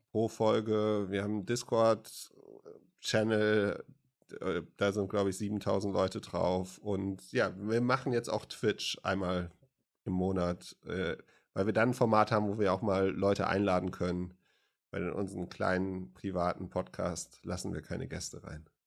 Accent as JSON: {"language": "German", "region": "West Germany", "country": "Germany", "said": "ich bin Wessi"}